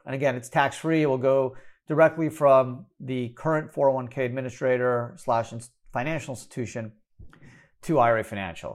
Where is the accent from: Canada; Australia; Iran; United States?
Canada; Montreal, Quebec; fellow Canadian. Uh, I'm from Montreal